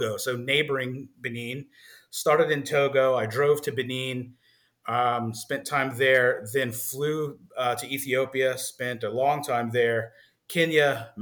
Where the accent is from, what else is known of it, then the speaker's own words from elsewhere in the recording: New Orleans, Louisiana, United States; I hail from New Orleans, Louisiana